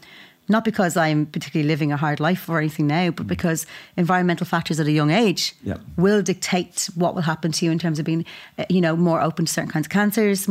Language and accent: English; Dublin, Leinster, Ireland; I was born in just on Foley Street, in the North Inner City. And I've lived in the North Inner City most of my life